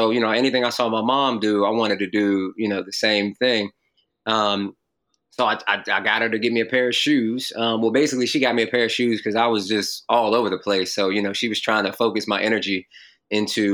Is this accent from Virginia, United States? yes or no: no; North Carolina, United States; also born or lived in Jamaica, Queens, New York; I moved to North Carolina when I was 6 from Jamaica, Queens, New York